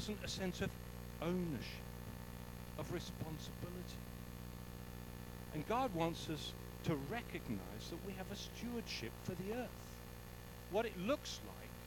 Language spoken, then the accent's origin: English; England, United Kingdom; now in South Africa; I'm English